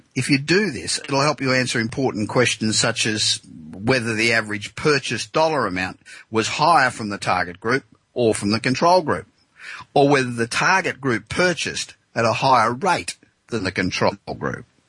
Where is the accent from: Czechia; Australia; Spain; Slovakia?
Australia; now in Los Angeles, United States; back in my home country of Australia